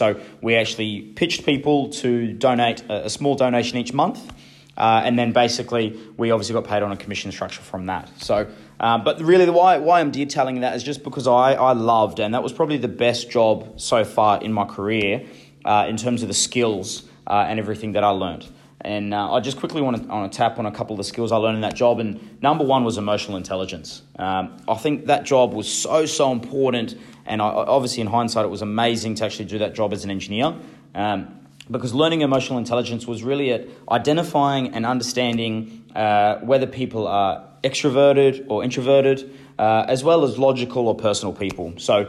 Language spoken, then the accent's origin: English; New Zealand; now in Australia; So like a lot of the rest of Australians, I'm an immigrant. And although I'm pretty proud of being a Kiwi, I obviously love living in Australia